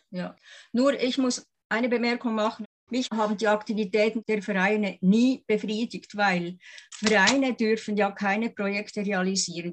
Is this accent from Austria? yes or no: no; Lake Thun, Bern, Switzerland; ich bin ja am Thunersee aufgewachsen mit den Schneebergen